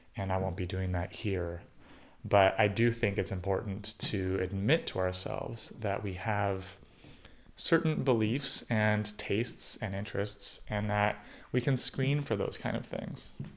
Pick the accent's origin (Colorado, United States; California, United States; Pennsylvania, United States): California, United States; California suburbs, United States; I was born in the California suburbs of Ronald Reagan's eighties America